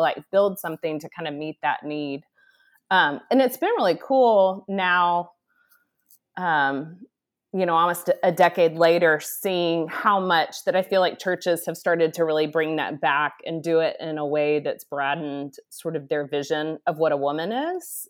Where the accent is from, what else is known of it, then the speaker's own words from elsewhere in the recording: Dallas, Texas, United States; moved away; I grew up in Dallas, Texas